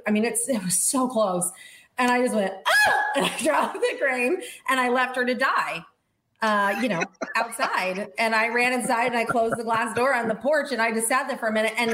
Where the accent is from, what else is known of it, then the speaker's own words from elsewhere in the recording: Estes Park, Colorado, United States; also born or lived in Tucson, Arizona; I grew up on an exotic animal ranch in Estes Park, Colorado